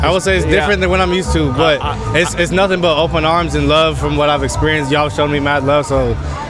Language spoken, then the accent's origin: English; San Diego, California, United States; I'm from San Diego.